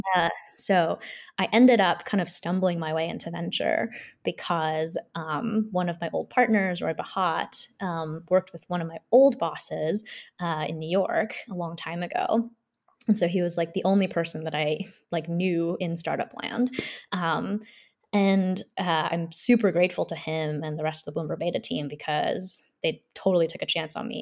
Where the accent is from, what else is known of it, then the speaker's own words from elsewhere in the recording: Seoul, South Korea; now in United States; so I'm a South Korean immigrant. I grew up in Seoul my whole family's from Seoul